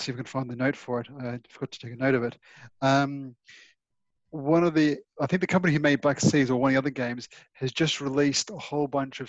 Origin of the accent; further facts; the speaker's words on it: Australia; Being an Australian